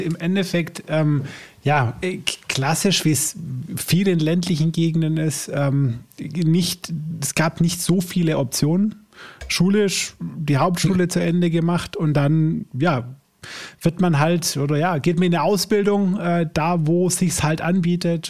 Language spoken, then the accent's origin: German; Swabia, Germany; bei uns im Schwabenland